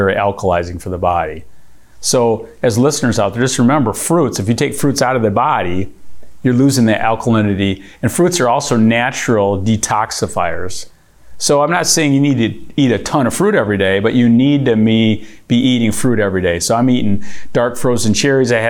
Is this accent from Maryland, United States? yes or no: no; Michigan, United States; we're here from Michigan, with Verner's capital of the world